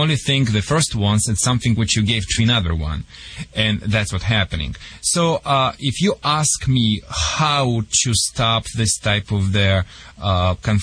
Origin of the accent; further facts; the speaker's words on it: Russia; English is a second language; moved away as an adult; now in Michigan, United States; I came from the Soviet Union